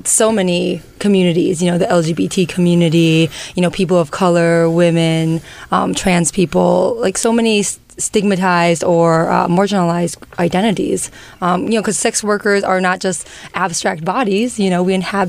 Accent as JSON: {"language": "English", "country": "China", "tie": "born there", "said": "Well, you know, I was born in China. Both my parents were immigrants."}